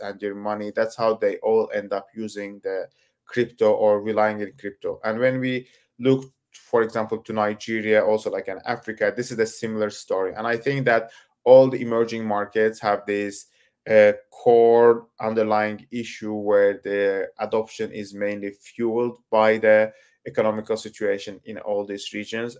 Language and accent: English; Turkey; I come from Turkey